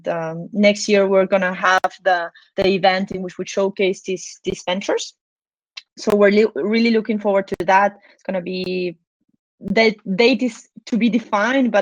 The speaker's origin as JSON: {"language": "English", "country": "Peru", "moved": "yes", "lives_now": "Switzerland", "said": "I'm actually from Peru in South America"}